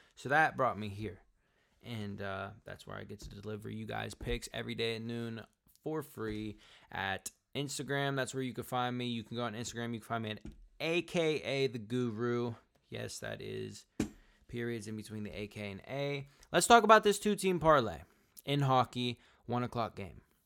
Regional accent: Pittsburgh, Pennsylvania, United States; now in Atlanta, United States; I'm from Pittsburgh

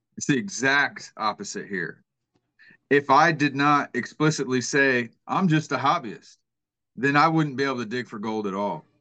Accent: Kansas City, Missouri, United States; moved away as an adult; now in Georgia, United States; I'm originally from Kansas City, Missouri, and um, so I'm not a native Georgian

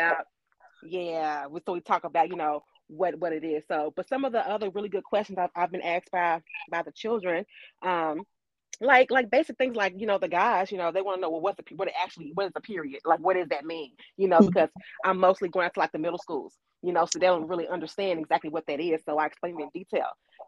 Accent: Louisville, Kentucky, United States; moved away as an adult; also born or lived in DMV area (DC, Maryland, Virginia); now in Washington metro area, United States; I'm originally from Louisville, Kentucky, and I've recently moved up to the DMV area

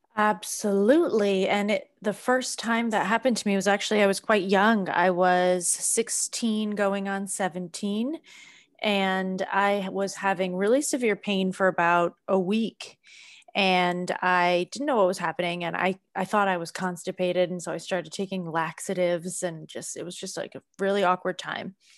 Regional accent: Boston, Massachusetts, United States; moved away; I'm from Boston originally

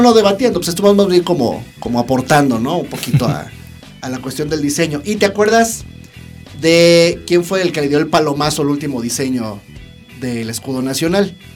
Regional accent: Mexico City, Mexico; somos diseñadores gráficos de la Ciudad de México

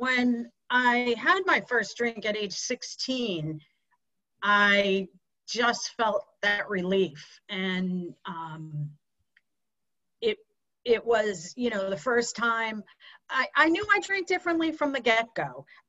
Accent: Pocasset, Massachusetts, United States; moved away as an adult; also born or lived in Boston; I grew up on the Cape and could not wait to leave because it was a little small town called Pocasset. And as soon as I was 18, I left for probably 30 years, lived in the Boston area, north of Boston.

